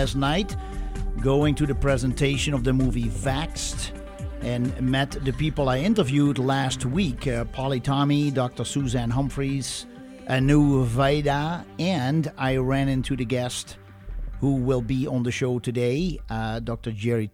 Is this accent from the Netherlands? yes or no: yes; Netherlands; moved away; I am Dutch